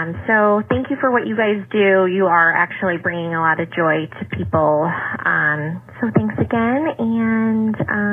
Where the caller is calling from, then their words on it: Chicago, Illinois, United States; I'm calling from Chicago.